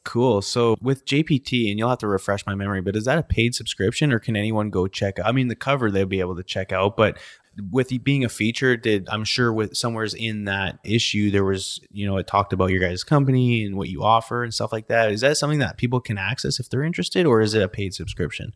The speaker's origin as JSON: {"language": "English", "country": "Canada", "moved": "yes", "lives_now": "United States", "said": "I'm a Canadian"}